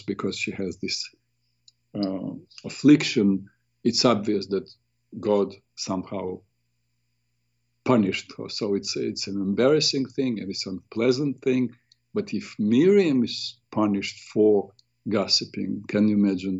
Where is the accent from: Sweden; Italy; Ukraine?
Ukraine; moved away; We're both from Ukraine